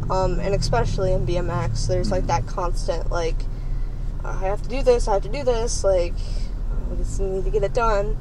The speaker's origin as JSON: {"language": "English", "region": "Northern Kentucky", "country": "United States", "tie": "born or raised there", "said": "I'm pretty much grew up in like kind of like the more like civilized kind of like city area"}